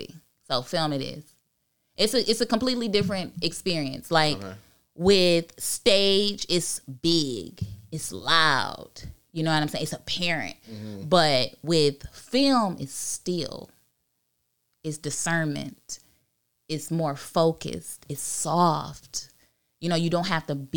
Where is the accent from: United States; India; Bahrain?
United States; Pontiac, Michigan; I am an actor and creative, aspiring writer from Pontiac, Michigan